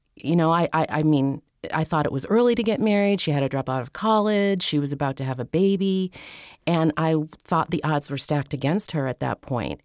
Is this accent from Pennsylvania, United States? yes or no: yes; Pennsylvania, United States; moved away as an adult; also born or lived in San Francisco; I was staying in my hometown in Pennsylvania at the time